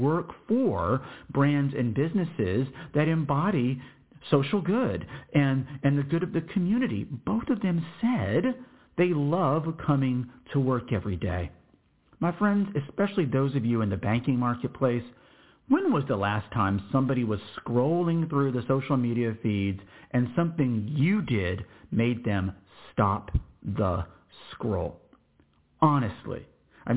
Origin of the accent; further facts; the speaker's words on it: Austin, Texas, United States; I was born in Austin, Texas